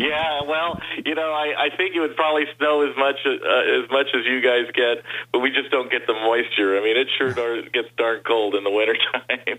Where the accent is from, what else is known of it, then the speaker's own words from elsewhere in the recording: Burbank, California, United States; moved away as an adult; now in Las Vegas, United States; I grew up in Burbank, California.